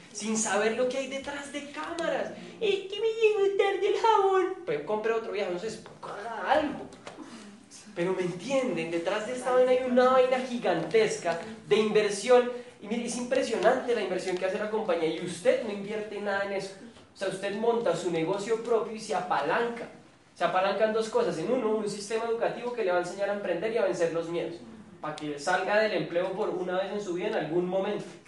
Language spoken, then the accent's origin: Spanish; Colombia